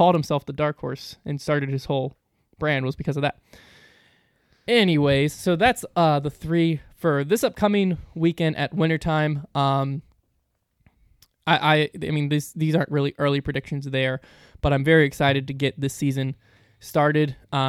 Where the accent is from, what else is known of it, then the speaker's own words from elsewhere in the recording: Virginia, United States; I'm from Virginia.